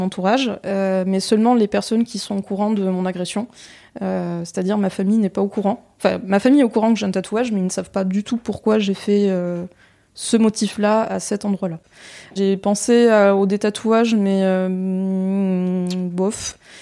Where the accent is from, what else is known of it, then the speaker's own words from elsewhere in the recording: Tours, Centre-Val de Loire, France; je viens de Tours.